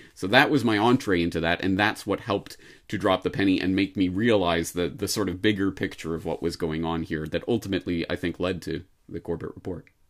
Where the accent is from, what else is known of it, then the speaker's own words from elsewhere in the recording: Canada; now in Japan; a Canadian in Japan